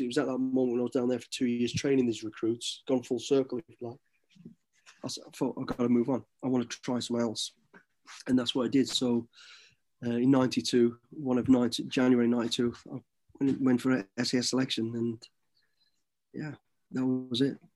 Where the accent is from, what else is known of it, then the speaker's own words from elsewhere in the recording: Midlands, United Kingdom; growing up in the Midlands